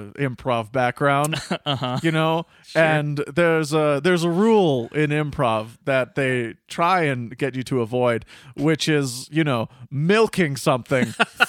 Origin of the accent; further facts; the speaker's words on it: Ohio, United States; I'm from Ohio, and grew up watching Captain Wacky and his family since the first episode aired when I was 5.